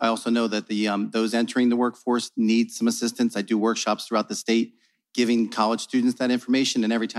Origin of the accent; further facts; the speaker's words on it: New Jersey, United States; I'm a teacher from New Jersey.